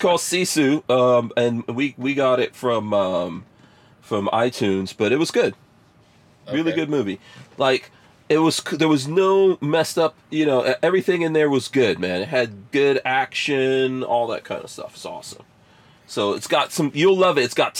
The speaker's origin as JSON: {"language": "English", "country": "India", "said": "I'm Indian, and I can say this shit. I want to see the Indians put some people."}